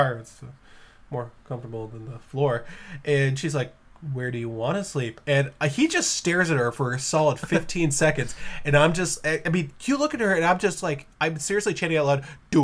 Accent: New England, United States; I'm also from New England

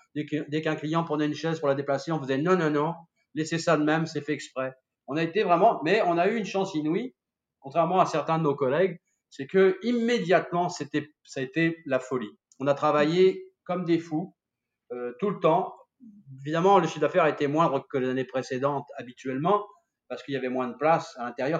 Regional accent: Saumur, Pays de la Loire, France; moved away as an adult; now in Montreal, Canada; je suis, de Saumur. Je suis débarqué directement de Saumur euh, au Québec en 1990

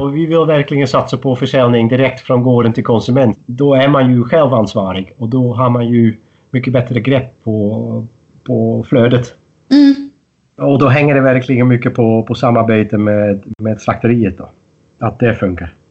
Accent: Netherlands; moved away as an adult; now in Sweden; jag är född och uppvuxen i Holland

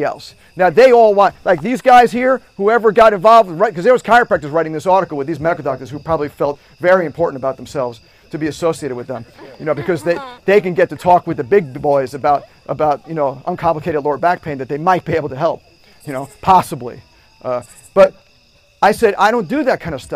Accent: New York, United States; I'm from New York, so I was going to SUNY Albany.

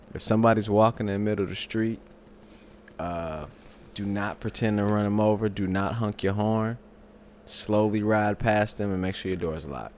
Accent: St. Louis, Missouri, United States; also born or lived in California; I was born in California, moved to Saint Louis.

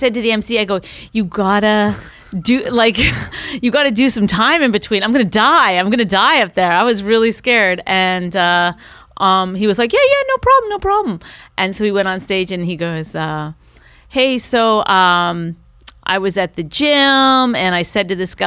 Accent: Canada; moved away as an adult; now in New York, United States; I'm from Canada

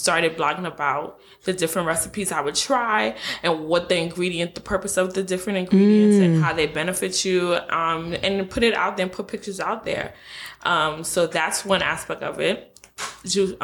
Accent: New York City, New York, United States; I am originally from Brooklyn, but my parents are of Haitian descent, so I really consider myself Haitian

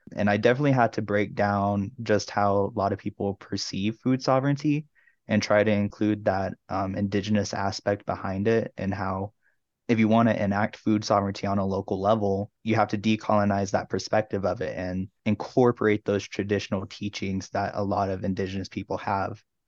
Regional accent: Tucson, Arizona, United States; also born or lived in Oklahoma; now in Durango, United States; I originally come from Oklahoma, but I grew up in Tucson, Arizona

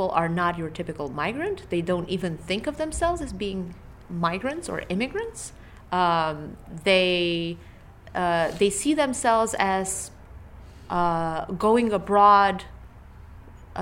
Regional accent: Bucharest, Romania; moved away as an adult; now in United States; I'm European, and I'm originally from Bucharest, Romania, and I came to the U.S. For my undergraduate education.

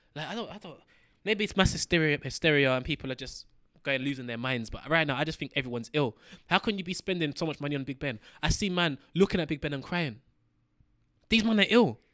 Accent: London, United Kingdom; As a young black youth running, growing up in London

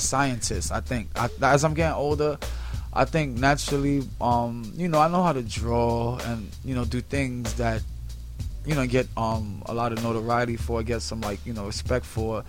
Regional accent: New York City, New York, United States; I'm from Spanish Harlem pretty much from 102nd Street between Park and Lex

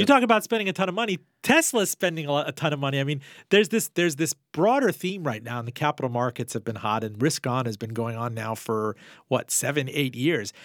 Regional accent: Miami, Florida, United States; my hometown in Miami

